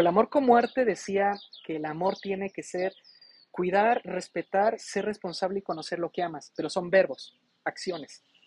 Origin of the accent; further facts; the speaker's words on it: Mexico; como buen mexicano